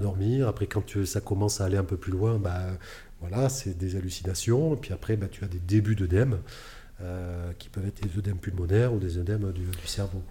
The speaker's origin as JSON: {"language": "French", "town": "Bordeaux", "region": "Nouvelle-Aquitaine", "country": "France", "tie": "born or raised there", "said": "je suis originaire de Bordeaux"}